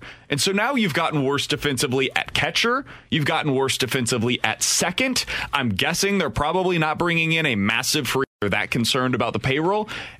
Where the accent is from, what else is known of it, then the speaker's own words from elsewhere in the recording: Kansas City, Missouri, United States; now in St. Louis, United States; the entire time that I grew up in KC